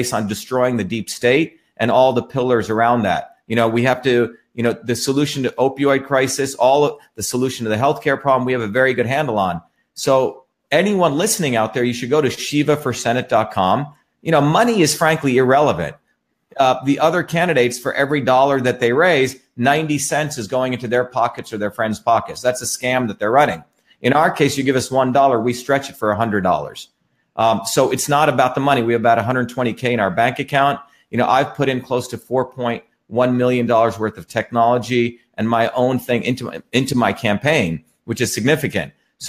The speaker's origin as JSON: {"language": "English", "region": "New Jersey", "country": "United States", "tie": "born or raised there", "said": "And you know, my friends are everyday working people where I grew up in New Jersey. And those are my people."}